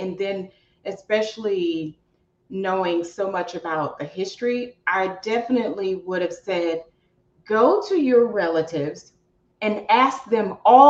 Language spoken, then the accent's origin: English; the South, United States; You know, I'm from the South, like